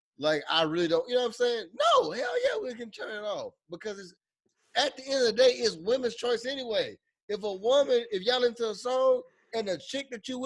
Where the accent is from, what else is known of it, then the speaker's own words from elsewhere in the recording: Beaumont, Texas, United States; I'm from Beaumont, Texas